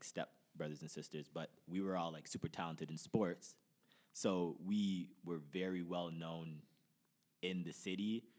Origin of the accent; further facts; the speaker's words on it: Brampton, Ontario, Canada; also born or lived in Toronto; Born in Toronto, raised in Brampton, but like raised since I was like five.